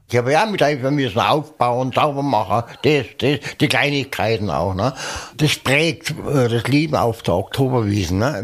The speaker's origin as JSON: {"language": "German", "town": "Munich", "region": "Bavaria", "country": "Germany", "tie": "born or raised there", "said": "Ich bin äh, Münchner, bin ein Giesinger, bin ein echter Giesinger, bin in München geboren"}